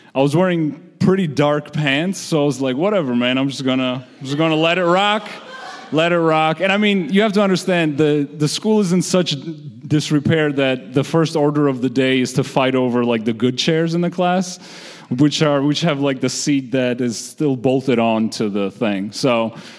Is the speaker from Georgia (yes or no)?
yes; Georgia; moved away; I'm originally from the Republic of Georgia, which is a former Soviet state